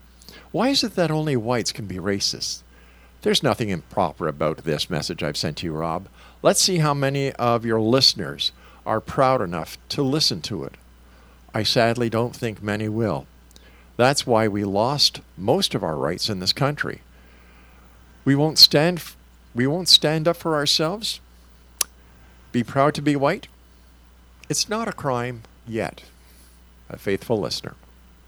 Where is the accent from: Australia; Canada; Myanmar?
Canada; I am proudly Canadian.